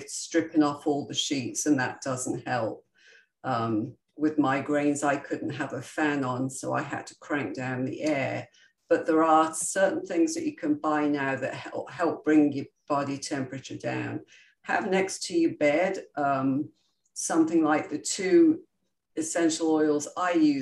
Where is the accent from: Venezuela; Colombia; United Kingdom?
United Kingdom; I'm very British and we were always brought up that you stuff down your emotions